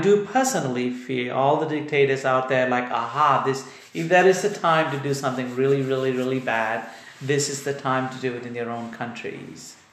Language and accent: English; Malaysia; now in United States; I grew up in Malaysia. I've got Indian ethnicity